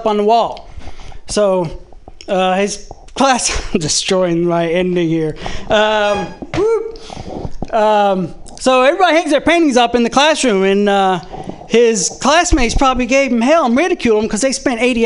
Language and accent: English; the South, United States; I'm from the South